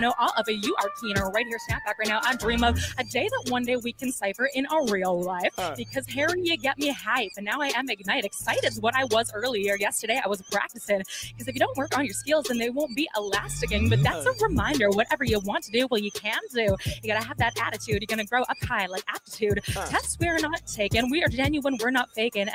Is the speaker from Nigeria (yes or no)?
no; Canada; I'm Canadian